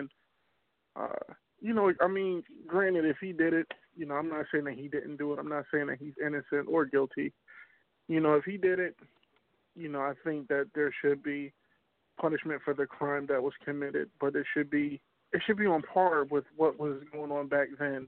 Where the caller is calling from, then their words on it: New Jersey, United States; Calling from Jersey.